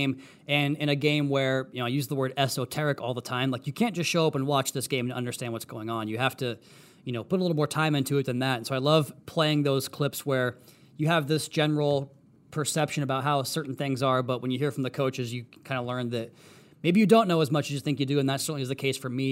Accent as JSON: {"language": "English", "region": "Washington", "country": "United States", "tie": "born or raised there", "moved": "yes", "said": "back in my home state of Washington"}